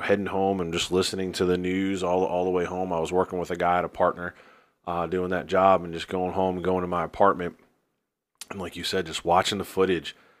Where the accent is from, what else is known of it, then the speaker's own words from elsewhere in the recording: New Jersey, United States; now in Greensboro, United States; I'm from New Jersey. Uh, live in Greensboro now